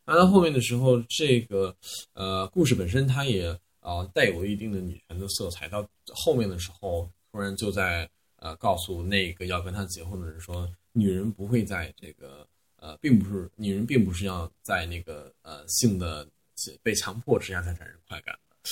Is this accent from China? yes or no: yes; Xuzhou, Jiangsu, China; 因为我们那儿呃我是来自江苏徐州，虽然是江苏，但是我们那边是非常北方的方言，呃比较像山东人吧。